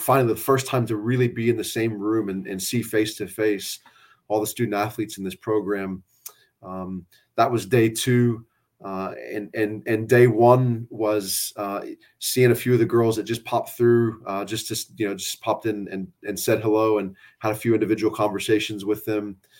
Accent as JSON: {"language": "English", "town": "San Antonio", "region": "Texas", "country": "United States", "tie": "born or raised there", "also_born_or_lived": "Floresville, Texas", "said": "I grew up in South Texas. I'm a San Antonio guy"}